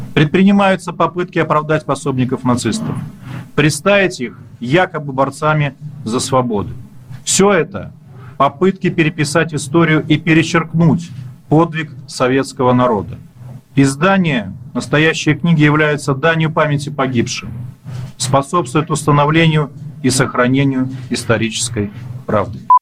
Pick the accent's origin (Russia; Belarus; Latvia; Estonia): Belarus; native village near Mozyr, Gomel Region; moved away; здесь в родной деревне